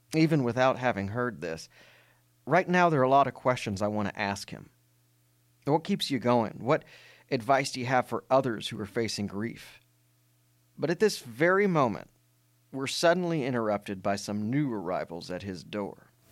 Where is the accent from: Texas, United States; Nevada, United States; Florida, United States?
Texas, United States; as a Texan